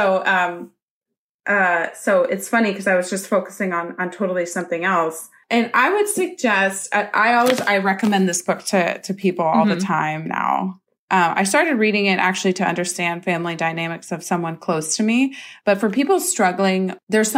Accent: the Northwest, Pacific Northwest, United States; I grew up in the Northwest

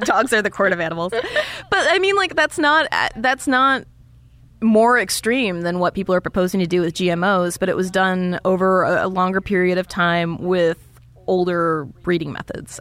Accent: Iowa, United States; being from Iowa

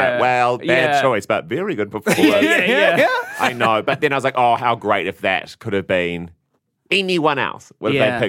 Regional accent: New Zealand; being a New Zealander

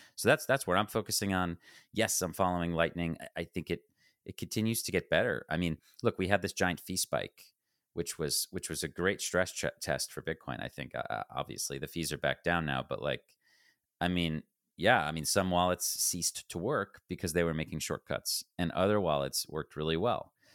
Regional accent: United States; I speak as an American

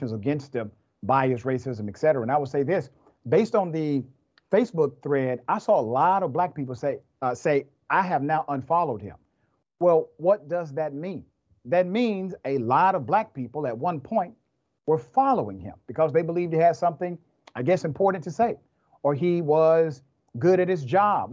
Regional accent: Atlanta, Georgia, United States; I'm from Atlanta

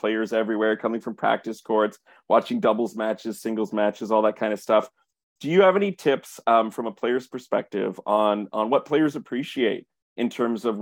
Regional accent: Montreal, Quebec, Canada; I grew up at near Jerry Park in Montreal

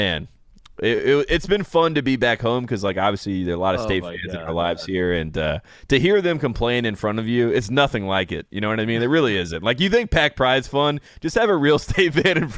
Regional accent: the South, United States; I'm from the South

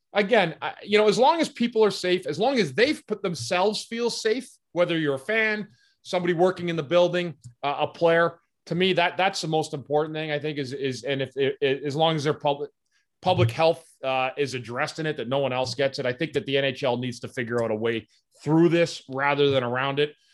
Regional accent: Ottawa, Ontario, Canada; I grew up in Ottawa

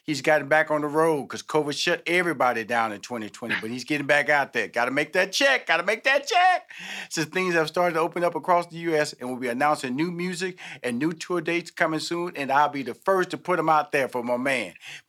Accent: Houston, Texas, United States; You know, I'm from Houston, Texas. I have 6 sisters, 2 brothers.

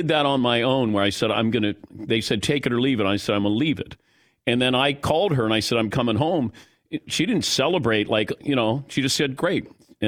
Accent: Cincinnati, Ohio, United States; But I did it before. I'm from Cincinnati.

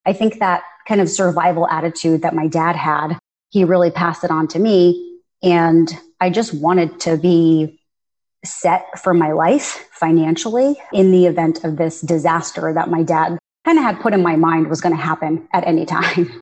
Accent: United States; I'm a first generation American

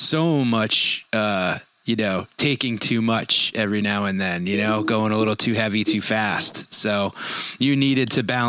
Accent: New York area, United States; In the New York area, right outside.

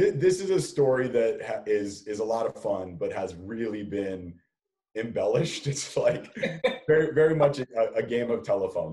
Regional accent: Los Angeles, California, United States; now in San Francisco, United States; my mom and dad are still in the house that I grew up in in Southern California

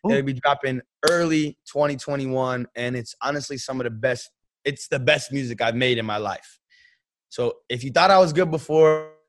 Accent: San Francisco, California, United States; And referencing the Golden City, I'm from San Francisco. We got the Golden Gate Bridge, we got the Golden State Warriors

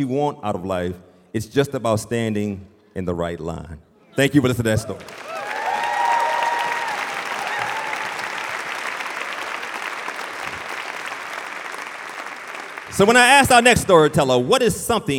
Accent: Richmond, Virginia, United States; I grew up in Richmond, Virginia, in the city

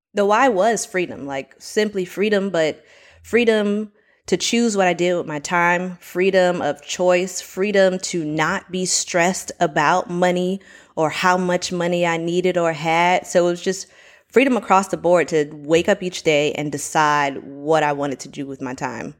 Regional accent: Miami, Florida, United States; now in Orlando, United States; I'm originally from Miami, Florida, currently living in Orlando.

